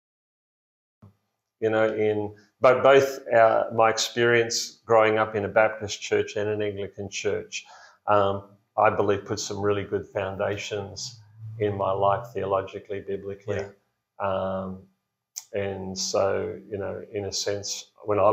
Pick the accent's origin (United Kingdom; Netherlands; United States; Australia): Australia; Blue Mountains, New South Wales; moved away as an adult; now in Tasmania, Australia; I grew up in New South Wales, in a beautiful part of New South Wales called the Blue Mountains.